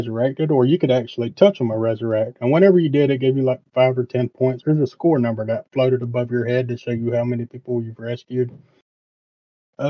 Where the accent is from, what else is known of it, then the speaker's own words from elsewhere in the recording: the South, United States; being from the South